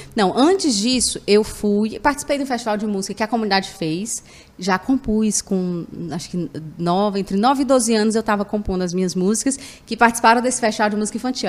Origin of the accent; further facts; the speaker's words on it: Fortaleza, Ceará, Brazil; Eu sou natural de Fortaleza